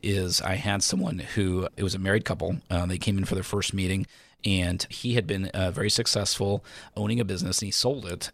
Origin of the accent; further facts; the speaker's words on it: United States; I am, you know, born and raised in America, I love America